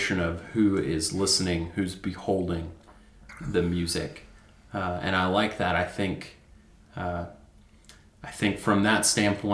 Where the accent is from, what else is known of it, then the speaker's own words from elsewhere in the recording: Amarillo, Texas, United States; also born or lived in Nashville, Tennessee; I moved to Amarillo when I was 9 months old